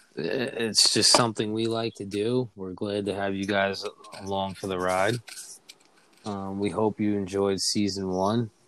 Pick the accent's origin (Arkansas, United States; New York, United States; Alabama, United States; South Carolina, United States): New York, United States; now in Pennsylvania, United States; New York back to my hometown